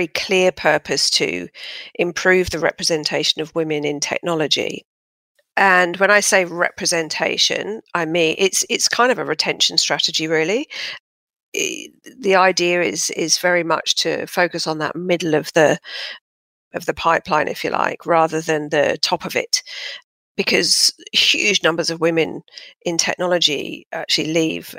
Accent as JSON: {"language": "English", "region": "London", "country": "United Kingdom", "moved": "as an adult", "lives_now": "Sydney, Australia", "said": "I'm originally from southwest London, Fulham, as you can probably tell by my impeccable accent, which I've hung on to dearly"}